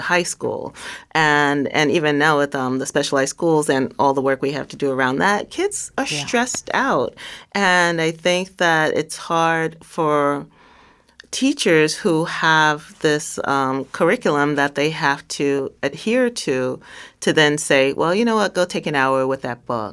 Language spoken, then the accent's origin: English; New York City, New York, United States; also born or lived in South Carolina; I grew up in Bushwick